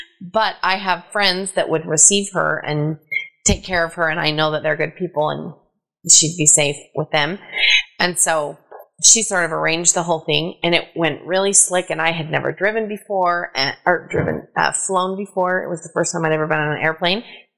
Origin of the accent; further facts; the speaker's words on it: Utah, United States; moved away as an adult; also born or lived in Mexico; I grew up in Utah and there were no Mexicans around.